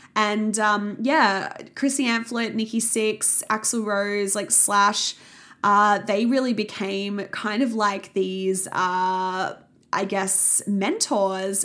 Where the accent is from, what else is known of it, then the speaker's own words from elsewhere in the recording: Sydney, New South Wales, Australia; I grew up in the Sutherland Shire in Sydney